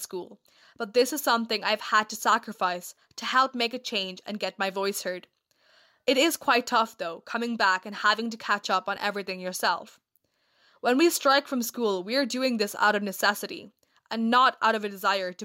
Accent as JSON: {"language": "English", "region": "Kerala", "country": "India", "moved": "yes", "lives_now": "Cork, Ireland", "said": "I'm originally from Kerala, India, but I live right now"}